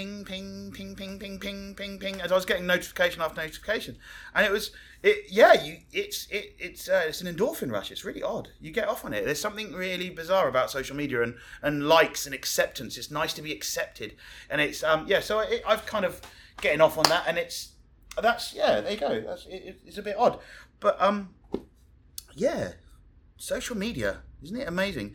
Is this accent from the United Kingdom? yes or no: yes; Hamble, South East England, United Kingdom; moved away as an adult; also born or lived in Brighton / London; now in Cozumel, Mexico; I'm English. I grew up in a little village called Hamble, which is next to Southampton on the south coast of England